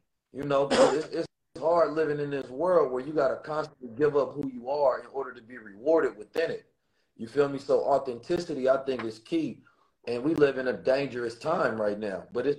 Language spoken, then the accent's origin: English; Oakland, California, United States; And growing up in Oakland, it definitely encoded me and ingrained me with the experiences, the knowledge, the wisdom, and the understanding to know who I am.